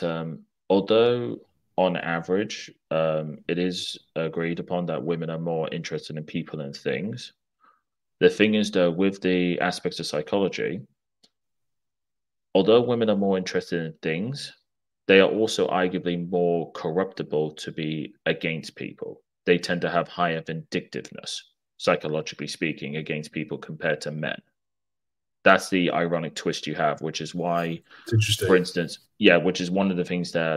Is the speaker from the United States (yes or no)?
no; England, United Kingdom; I'm speaking as an Englishman here, from a what you would call a college town, an old college town